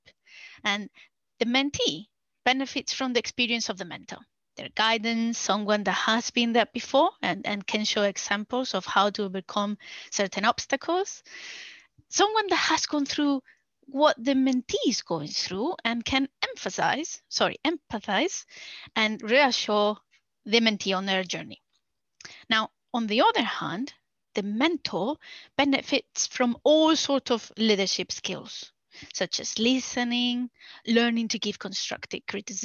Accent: Spain; English is a second language; moved away as an adult; now in Newbury, United Kingdom; I am from Spain

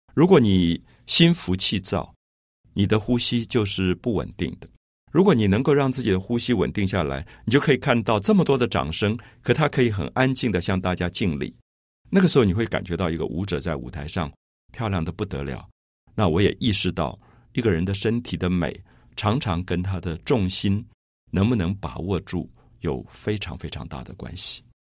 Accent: Taipei, Taiwan; 我记得我小时候在台北的大龙洞这个社区

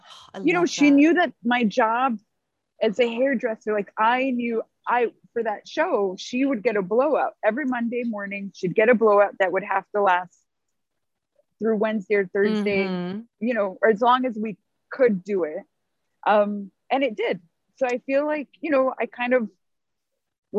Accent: San Diego, California, United States; I grew up in San Diego

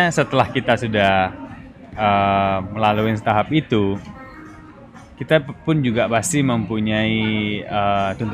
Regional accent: East Java, Indonesia; dari kecil sudah lahirnya di Bon Cafe Gubeng.

